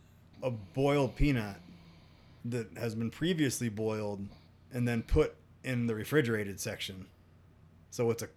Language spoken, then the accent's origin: English; South Carolina, United States; now in Colorado, United States